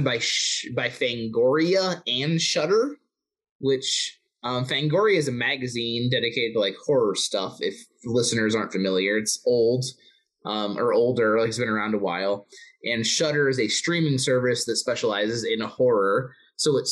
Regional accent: Albuquerque, New Mexico, United States; in Albuquerque here in my hometown

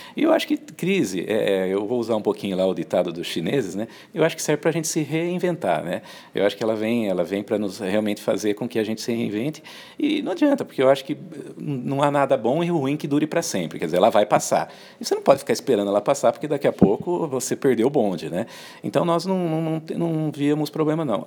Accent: Americana, São Paulo, Brazil; Eu sou lá da região de, de Americana, Campinas

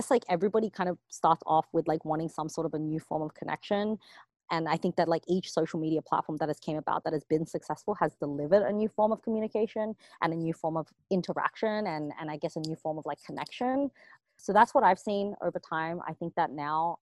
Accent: Sydney, New South Wales, Australia; moved away; I grew up in Sydney, Australia

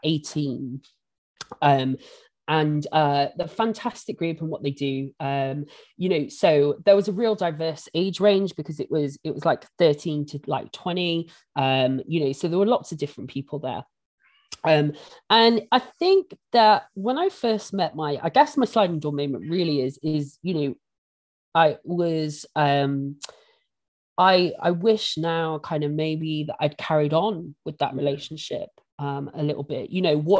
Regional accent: Bristol, South West England, United Kingdom; I grew up in St. Paul's, you know, central Bristol, and it is a predominantly black area

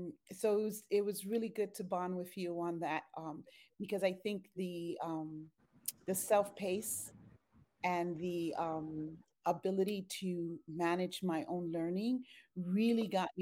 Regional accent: Bronx, New York, United States; also born or lived in Puerto Rico; I was born in Puerto Rico. I'm a twin. My sister and I and seven other siblings, my sister and I are the youngest. So my mom migrated from Dominican Republic to Puerto Rico with the siblings and then to the Bronx, New York, with eight children and my grandmother.

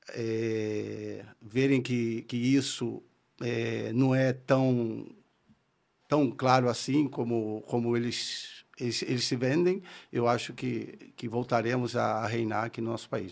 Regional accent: Rio de Janeiro, Brazil; accent: carioca; moved away as an adult; also born or lived in Minas Gerais / Spain; vim com um ano para o Rio, então tenho sotaque carioca

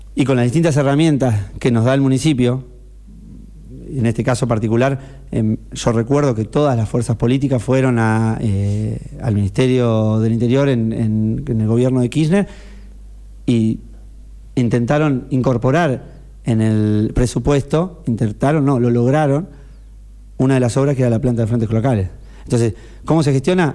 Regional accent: Necochea, Buenos Aires Province, Argentina; soy necochense y porque eh, la vivo desde mucho tiempo, yo la elegí

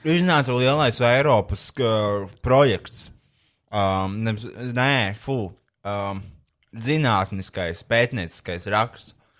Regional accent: Latvia; es esmu latvietis.

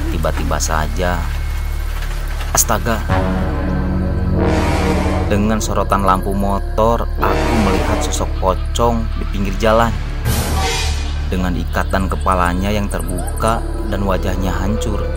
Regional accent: Majalengka, West Java, Indonesia; born there; Aku lahir di Majalengka.

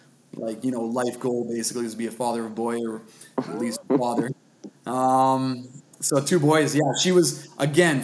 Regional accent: West Vancouver, British Columbia, Canada; also born or lived in Ontario; I grew up in West Vancouver. It's where I currently live as well. Been here basically my whole life. I mean, my folks came out when I was 1 year old from Ontario

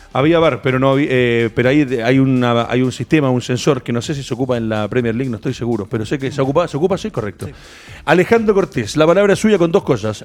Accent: Chile

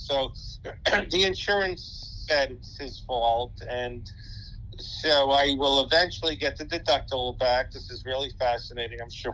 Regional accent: New York City, New York, United States; I grew up in Brooklyn, New York, in Sheepshead Bay

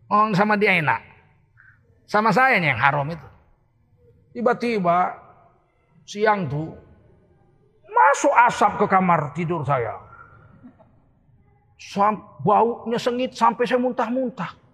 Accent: Medan, North Sumatra, Indonesia; moved away as an adult; now in Jakarta, Indonesia; Dan saya ini tinggal di Medan, lahir di Medan. Sampai sarjana, sampai dosen di USU, saya masih di Medan. Tahun 1998 akhir baru saya pindah ke Jakarta.

